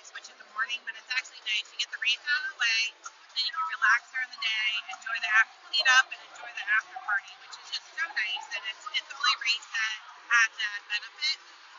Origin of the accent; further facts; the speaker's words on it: Freehold, New Jersey, United States; No, I grew up in Freehold, New Jersey.